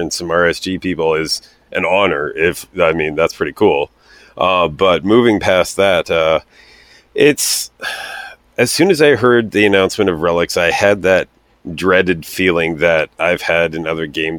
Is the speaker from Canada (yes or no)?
yes; Canada; I'm Canadian